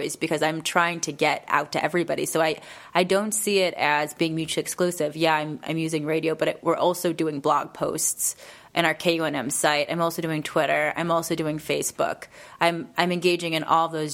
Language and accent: English; Detroit, Michigan, United States; I'm from Detroit. I'm from Michigan